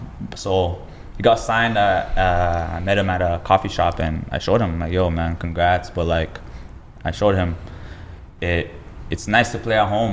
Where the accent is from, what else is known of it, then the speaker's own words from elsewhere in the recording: Toronto, Ontario, Canada; I was from Toronto. Obviously, yeah, and grew up there.